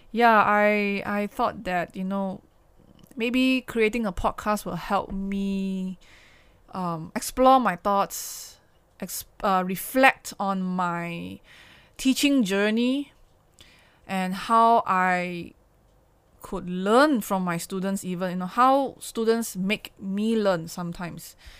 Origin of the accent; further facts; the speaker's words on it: Kuala Lumpur, Malaysia; I have to come back to K L, come back to my hometown, and stayed in the Klang Valley